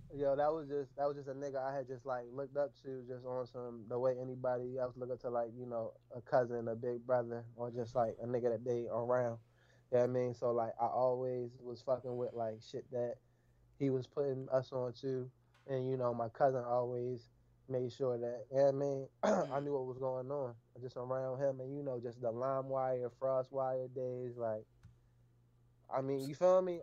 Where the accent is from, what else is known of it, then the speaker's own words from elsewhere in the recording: Warren County, North Carolina, United States; moved away; also born or lived in Baltimore, Maryland; you can't tell me I'm not from Warren County